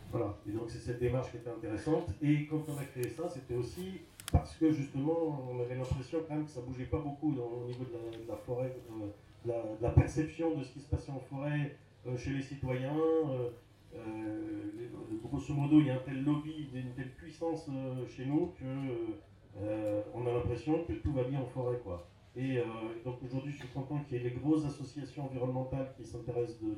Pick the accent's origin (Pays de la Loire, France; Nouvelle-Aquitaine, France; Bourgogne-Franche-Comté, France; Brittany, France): Bourgogne-Franche-Comté, France; je viens du Morvan